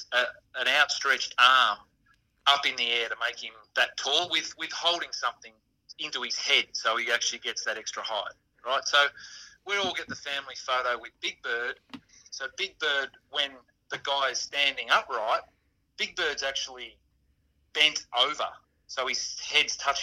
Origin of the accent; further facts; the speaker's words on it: Geelong, Victoria, Australia; Growing up in Geelong in the late 70s, early 80s